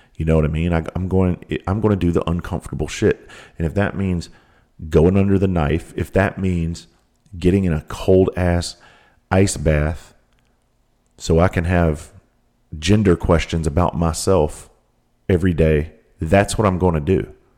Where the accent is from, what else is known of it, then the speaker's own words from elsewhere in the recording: South Carolina, United States; I grew up in South Carolina, the most southern tip of South Carolina